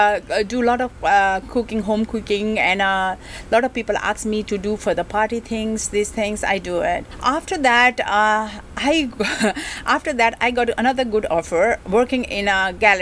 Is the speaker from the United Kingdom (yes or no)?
no; Kathmandu, Bagmati, Nepal; English is a second language; moved away as an adult; now in Hong Kong; And I come from, I grown up in Kathmandu, from Kathmandu.